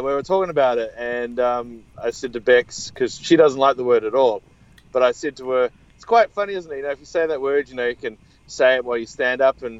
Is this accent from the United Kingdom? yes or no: no; New Zealand; also born or lived in Australia; I'm from New Zealand, so I'm just here visiting